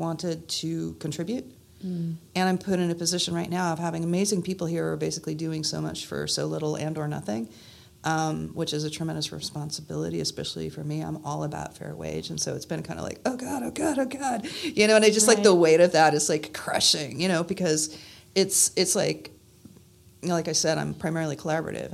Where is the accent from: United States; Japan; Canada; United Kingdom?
United States; Santa Cruz, California; now in Burlington, United States; I was born originally in Santa Cruz, California